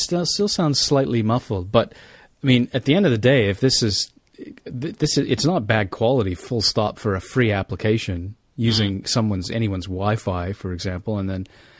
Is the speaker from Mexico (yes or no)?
no; Canada; now in New Zealand; I'm not even a southerner. I'm a Canadian, eh?